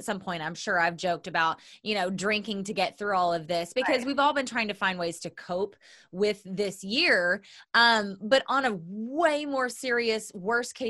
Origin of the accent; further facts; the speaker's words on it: Oklahoma, United States; moved away; I'm from Oklahoma